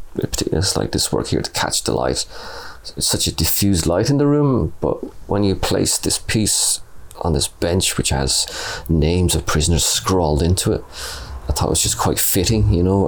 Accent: Clare, Munster, Ireland; moved away as an adult; also born or lived in Limerick; now in Cork, Ireland; I'm originally from Clare. I moved down to Cork City in 2005 after graduating as a mature student from Limerick Art College.

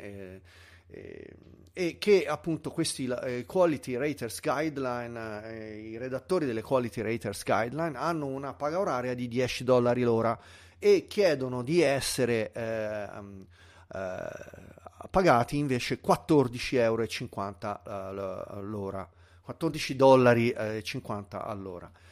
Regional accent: Tuscany, Italy; sono un toscano purista della lingua

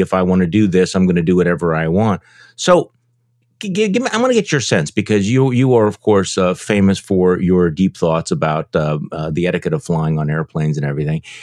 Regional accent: Wisconsin, United States; my home state senator Ron Johnson

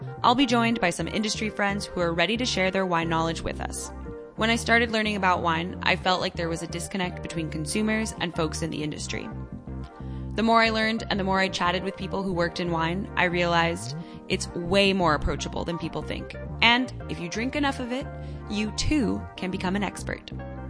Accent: Los Angeles, California, United States; from Moss Vino Please. I'm a self-taught wine enthusiast and content creator from Los Angeles.

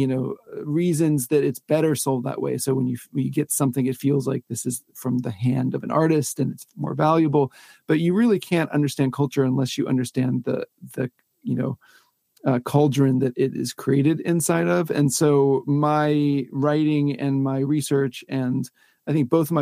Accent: Pensacola, Florida, United States; I grew up in Pensacola, Florida, which is kind of nowhere in that it's a semi-small town

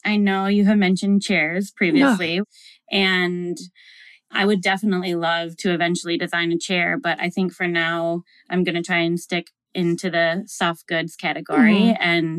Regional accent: Midwest, United States; I grew up in the Midwest and I went to school in a really small town and like Walmart was the only thing.

